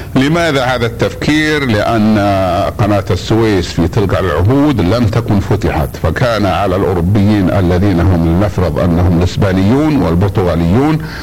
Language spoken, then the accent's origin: Arabic; Mecca, Makkah Province, Saudi Arabia; عندنا في مكة